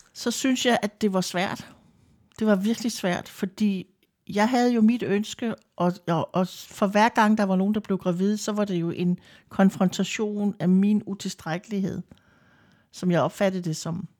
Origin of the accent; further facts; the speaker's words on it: Lolland, Zealand, Denmark; now in Vordingborg, Denmark; Jeg kommer fra Lolland. Bor mm. i Vordingborg. Har gjort det i rigtig mange år.